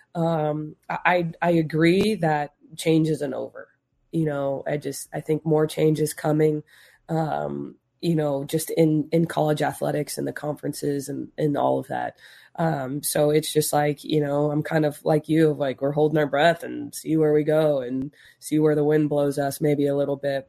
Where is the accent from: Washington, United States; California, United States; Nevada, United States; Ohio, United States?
Nevada, United States; Las Vegas; we're from Vegas